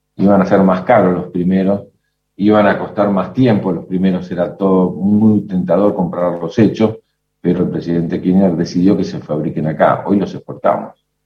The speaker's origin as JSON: {"language": "Spanish", "country": "Argentina", "said": "enfrentamos los argentinos"}